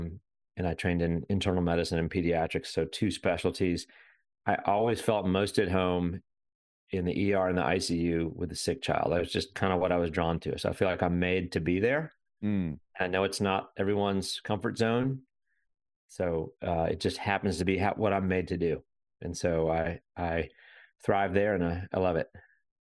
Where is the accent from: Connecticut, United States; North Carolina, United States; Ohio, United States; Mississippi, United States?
North Carolina, United States; Winston-Salem; now in Raleigh, United States; So I grew up in Winston-Salem, North Carolina, middle of the state.